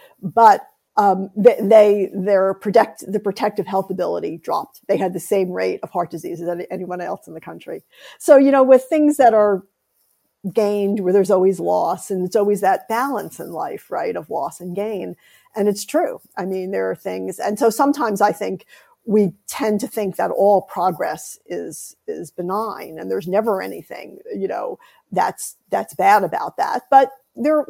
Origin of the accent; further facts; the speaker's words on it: United States; I'm American educated. I'm American grown